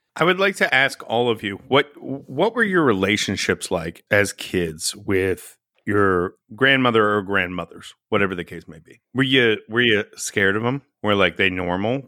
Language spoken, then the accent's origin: English; Texas, United States; growing up in Teps, uh, Texas